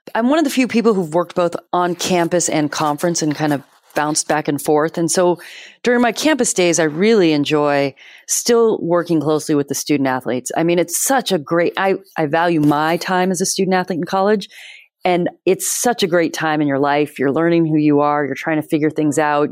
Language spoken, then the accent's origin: English; Bay Area, California, United States; moved away as an adult; also born or lived in Massachusetts; I grew up in Bay Area, California.